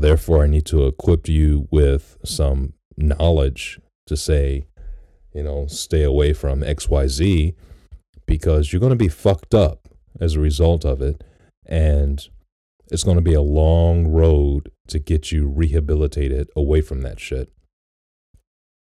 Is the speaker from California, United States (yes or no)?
no; Detroit, Michigan, United States; when I was growing up in Detroit